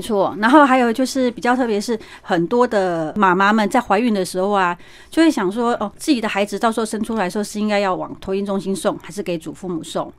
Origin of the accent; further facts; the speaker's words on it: Taiwan; 我们台湾人都很习惯抓周嘛